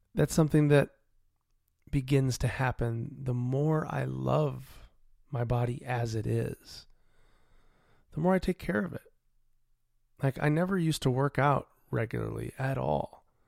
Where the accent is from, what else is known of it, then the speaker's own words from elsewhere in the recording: United States; I'm an American citizen